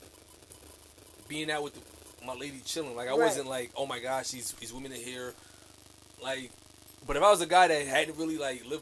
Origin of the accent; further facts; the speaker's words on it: New York City, New York, United States; As a New Yorker born and raised in Brooklyn